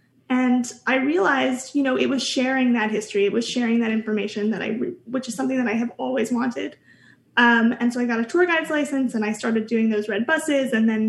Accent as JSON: {"language": "English", "town": "New York City", "region": "New York", "country": "United States", "also_born_or_lived": "Greenpoint, Brooklyn", "said": "Upper West Side originally, but now I live in Brooklyn. I live in Greenpoint, Brooklyn these days"}